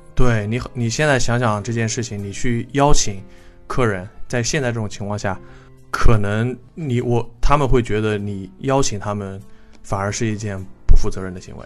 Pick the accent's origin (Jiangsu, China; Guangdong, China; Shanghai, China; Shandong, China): Jiangsu, China; Hai'an; 我老家在南通，海岸嗯。我跟我爸妈的家是在那个县城里边儿